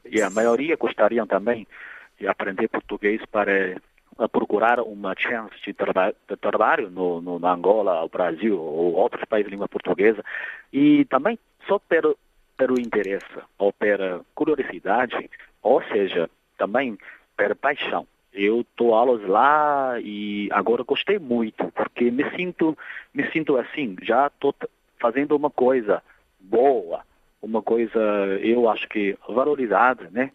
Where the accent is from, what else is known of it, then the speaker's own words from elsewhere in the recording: Nanjing, Jiangsu, China; Portuguese is a second language; eu sou natural da cidade de Nanjing, da província de Jiangsu